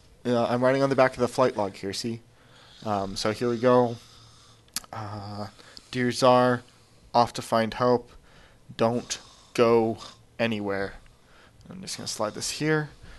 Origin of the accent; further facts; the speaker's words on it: Oregon, United States; I'm from Oregon. I wasn't even a Boy Scout, so come on.